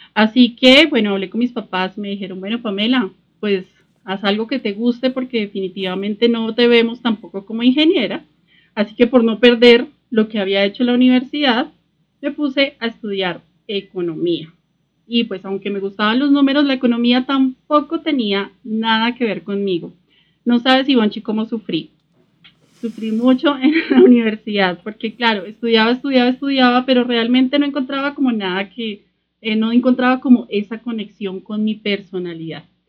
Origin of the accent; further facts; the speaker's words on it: Sogamoso, Boyacá, Colombia; moved away as an adult; also born or lived in London; soy sogamoseña, que crecí muy cerca a la naturaleza, en una familia emprendedora, soy colombiana